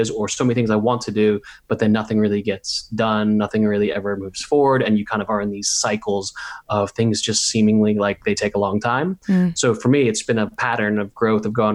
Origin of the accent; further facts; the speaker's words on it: Santa Monica, California, United States; moved away as an adult; also born or lived in New Zealand / Australia; now in United Kingdom; I grew up in Santa Monica in Los Angeles